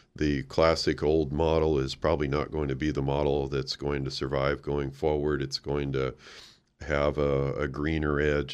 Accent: Oregon, United States; moved away; I grew up in Oregon

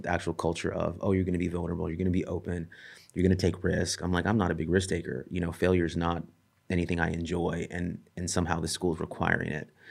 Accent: El Centro, California, United States; I grew up in a town called El Centro

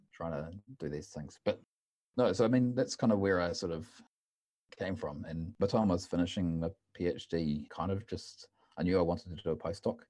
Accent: New Zealand; moved away as an adult; now in Uppsala, Sweden; originally I'm from New Zealand

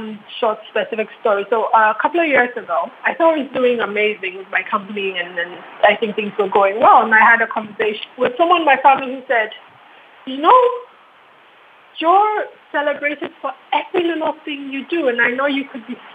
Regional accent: Ghana; as a Ghanaian woman

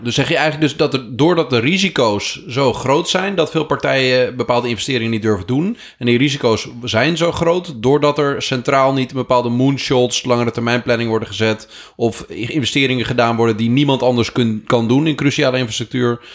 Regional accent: Groningen, Netherlands; Ik ben ook een Groninger

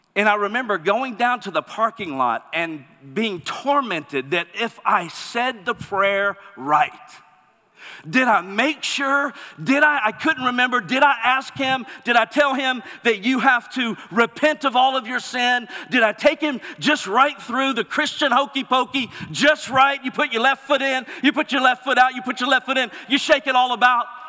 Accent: Mississippi, United States; moved away; I'm originally from Mississippi

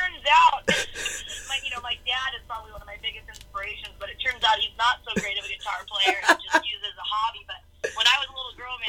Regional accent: White Center, Washington, United States; I'm from Seattle, Washington, and more specifically, it's a little town right south of Seattle. It's called White Center.

